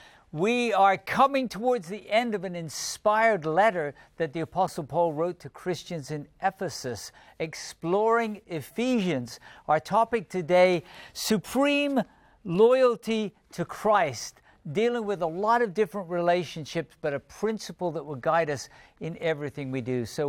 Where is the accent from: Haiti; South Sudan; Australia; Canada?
South Sudan; English is a second language; now in Rwanda; I'm from South Sudan, living in Rwanda.